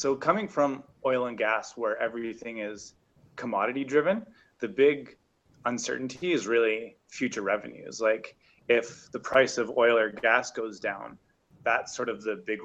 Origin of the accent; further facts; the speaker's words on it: Calgary, Alberta, Canada; moved away as an adult; also born or lived in London, England; born and raised in Calgary.